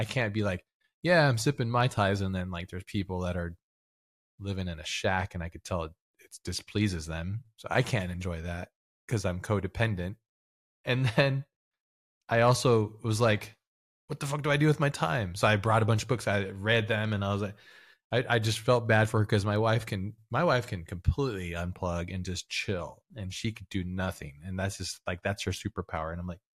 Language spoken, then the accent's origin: English; Hawaii, United States; moved away; I grew up in Hawaii, so I have a connection to the Aina, the land and stuff